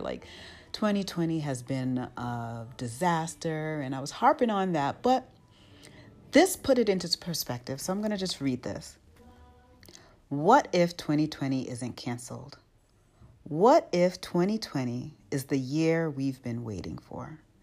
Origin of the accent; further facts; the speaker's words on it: United States; moved away as an adult; born and raised in the United States, but now raising children outside the United States